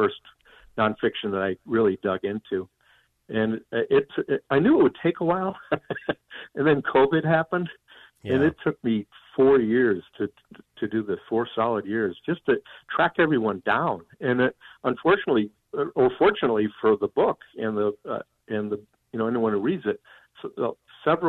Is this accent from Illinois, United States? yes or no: yes; Park Ridge, Illinois, United States; I grew up in Park Ridge, but I was right on the Chicago border